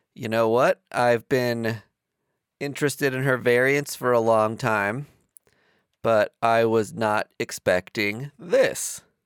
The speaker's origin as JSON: {"language": "English", "region": "East Coast", "country": "United States", "said": "we're from the East Coast"}